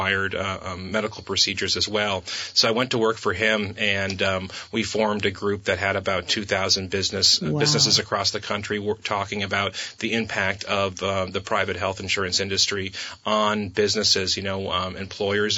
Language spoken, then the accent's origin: English; New Hampshire, United States; moved away as an adult; now in Vermont, United States; I grew up in New Hampshire, moved to Vermont a little over 20 years ago.